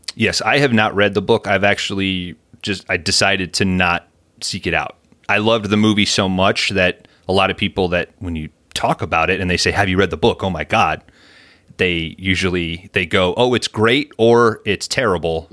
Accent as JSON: {"language": "English", "country": "United States", "tie": "born or raised there", "said": "As a lifelong American"}